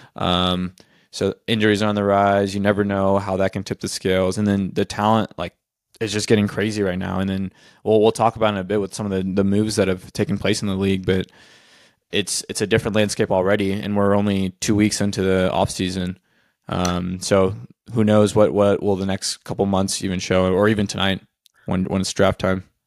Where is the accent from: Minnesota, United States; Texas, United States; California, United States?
Texas, United States; Austin; I grew up in Austin